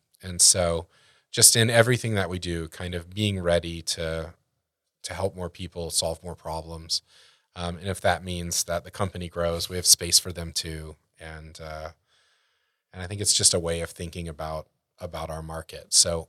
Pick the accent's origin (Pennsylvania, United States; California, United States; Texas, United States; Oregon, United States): Texas, United States; Well, once again, growing up in Texas